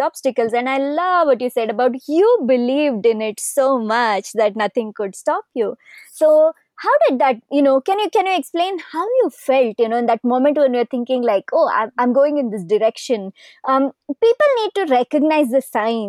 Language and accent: English; Karnataka, India; first language Kannada; English is a second language; I also do a lot in Kannada, which is my language in our state of Karnataka and the southern part of India where I live